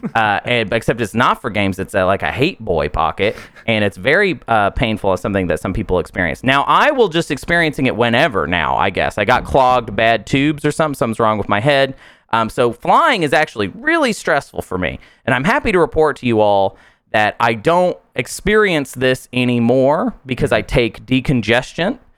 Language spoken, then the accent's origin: English; United States; I am American after all